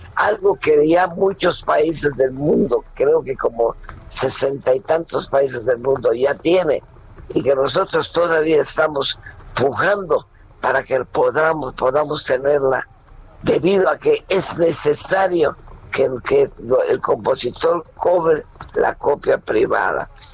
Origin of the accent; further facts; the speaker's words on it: Mérida, Yucatán, Mexico; a los 12 años comienzo a trabajar en Mérida, Yucatán, con un grupo infantil, con un grupo de puros muchachos de mi edad